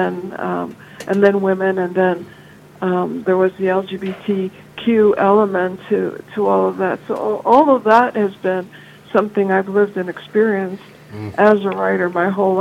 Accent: Chicago, Illinois, United States; I'm originally from Chicago

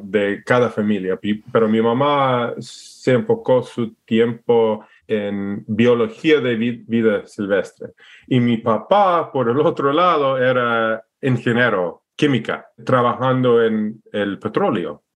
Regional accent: Alaska, United States; Spanish is a second language; moved away as an adult; also born or lived in Idaho / Ecuador / Oregon; nací y, y, creí en Alaska y un poco en Idaho.

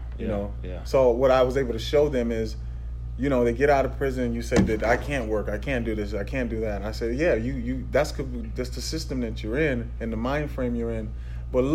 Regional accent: Pasadena, California, United States; also born or lived in Tyler, Texas; I was born in Texas, but raised in Pasadena, California

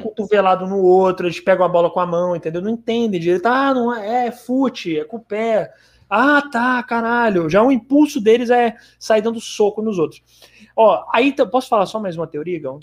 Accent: Brazil; a gente é brasileiro

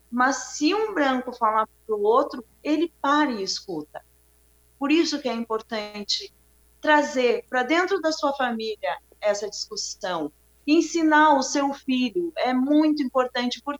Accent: Bahia, Brazil; eu sou baiana, né? eu deixei de ser daqui, porque aqui no sul a gente não tem pretos, né?

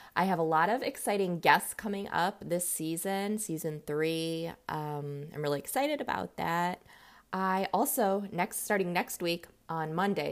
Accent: Los Angeles, California, United States; now in Ohio, United States; I'm actually from Los Angeles

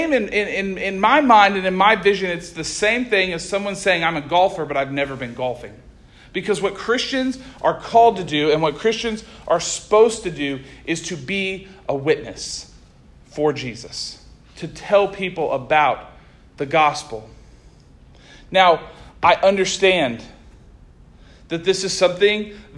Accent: Oklahoma, United States; moved away as an adult; now in Arkansas, United States; I'm from Oklahoma. I grew up in Oklahoma. I was raised in Oklahoma. I lived in Oklahoma my whole life.

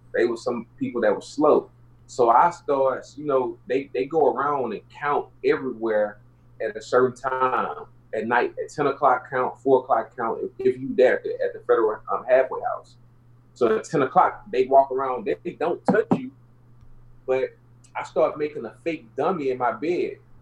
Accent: Houston, Texas, United States; I grew up in South Park. My mom stayed in Yellowstone. I was born in South Park.

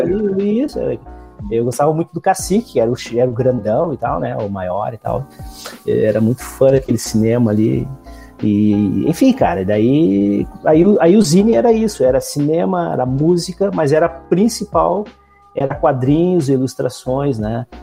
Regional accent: Alvorada, Rio Grande do Sul, Brazil; trabalho na cidade de Alvorada, que é onde eu moro, onde eu me criei, enfim, né? É a minha terra desde sempre.

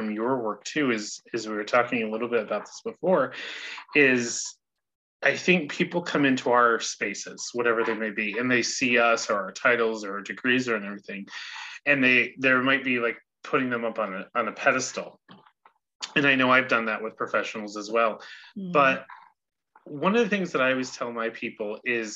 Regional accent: United States; growing up in the States

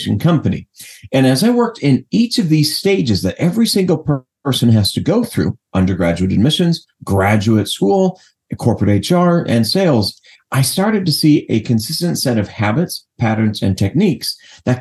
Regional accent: Los Angeles, California, United States; I'm from Los Angeles originally

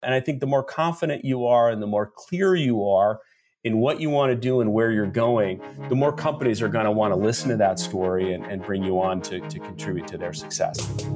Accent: Seattle, Washington, United States; I am actually born and raised in Seattle, Washington

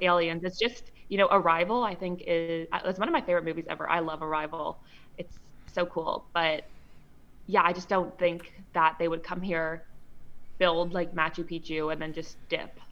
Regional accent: Canada; I'm actually from Canada

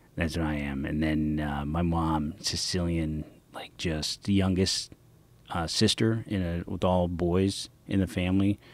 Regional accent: San Francisco, California, United States; I'm a kid from the Inner Sunset District

